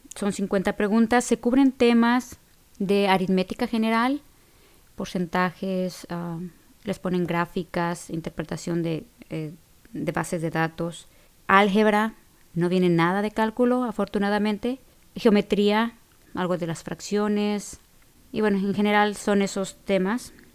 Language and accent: Spanish; Mexico; now in Illinois, United States; allá lo conocemos como secundaria